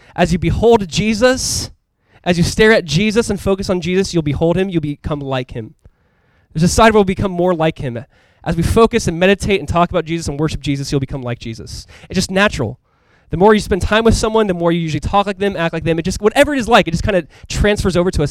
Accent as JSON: {"language": "English", "region": "Southern California", "country": "United States", "tie": "born or raised there", "moved": "yes", "said": "we grew up in Southern California. And so growing up, we'd go to Disneyland."}